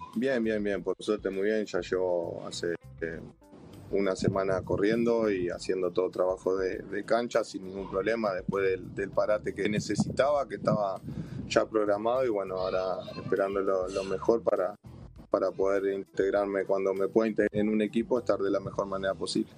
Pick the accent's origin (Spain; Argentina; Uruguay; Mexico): Uruguay; moved away; como uruguayo